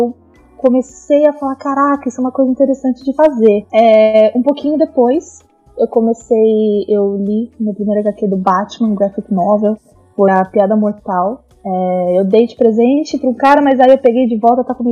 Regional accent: ABC Paulista, São Paulo, Brazil; eu sou da BC, eu moro em São Caetano.

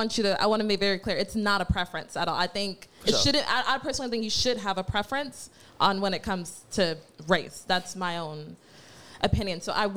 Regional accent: United States; born or raised there; also born or lived in Nigeria

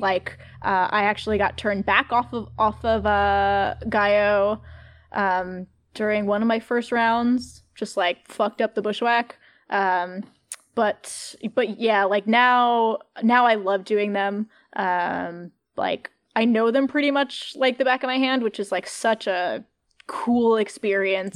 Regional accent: Catskill, New York, United States; moved away; I'm from Catskill, New York

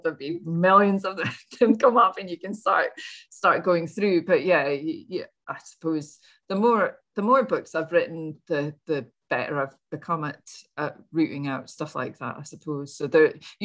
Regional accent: Scotland, United Kingdom; I'm Scottish

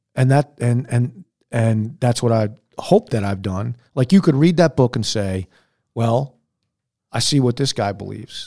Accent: United States; I'm an American

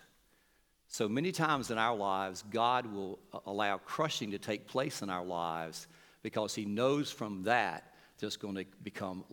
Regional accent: North Carolina, United States; we come from North Carolina

